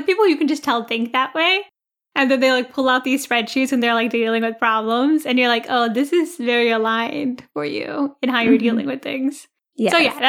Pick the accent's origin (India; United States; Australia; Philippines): India; we care a lot about what people think about us. Maybe because we're Indian.